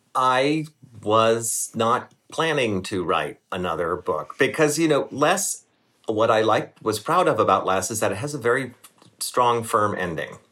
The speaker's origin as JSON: {"language": "English", "region": "Maryland", "country": "United States", "said": "I'm from Maryland"}